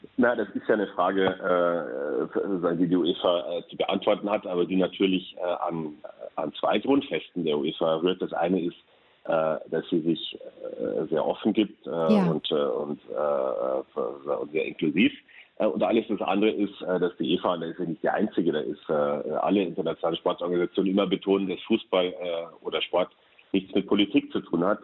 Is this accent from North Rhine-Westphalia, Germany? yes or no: no; Munich area, Bavaria, Germany; now in Brussels, Belgium; München komme ich aus der Gegend